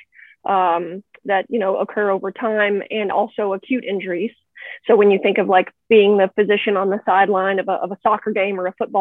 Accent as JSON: {"language": "English", "region": "Texas", "country": "United States", "tie": "born or raised there", "also_born_or_lived": "Houston, Texas", "moved": "as an adult", "lives_now": "Western Massachusetts, United States", "said": "We moved up here from Houston. I was born and raised in Texas."}